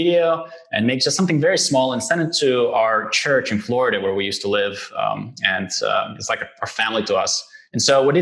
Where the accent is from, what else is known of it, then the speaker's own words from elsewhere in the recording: Israel; also born or lived in Lithuania; we did the Aliyah in the repatriation to Israel in 1992. And so I grew up here